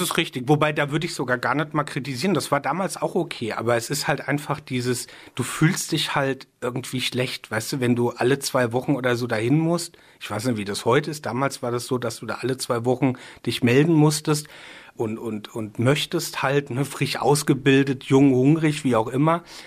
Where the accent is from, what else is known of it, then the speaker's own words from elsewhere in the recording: Rheinhessen, Rhineland-Palatinate, Germany; ich bin sehr rein Hessen verbunden. Da ist, hier ist schon so auch meine Heimat